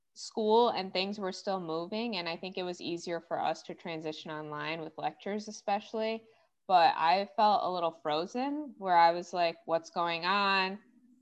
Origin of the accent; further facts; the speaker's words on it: Gurnee, Illinois, United States; also born or lived in Maryland; I'm originally from Gurnee